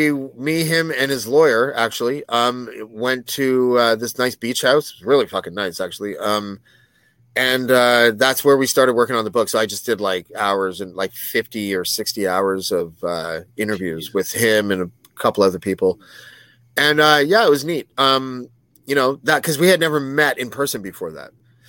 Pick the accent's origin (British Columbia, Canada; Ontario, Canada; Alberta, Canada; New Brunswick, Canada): British Columbia, Canada; Prince George; I'm from Prince George.